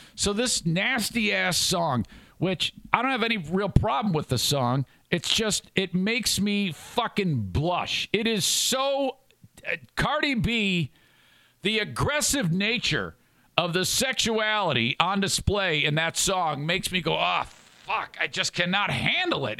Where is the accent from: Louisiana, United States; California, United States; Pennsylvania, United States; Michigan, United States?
Michigan, United States; Warren; I grew up in Warren, Michigan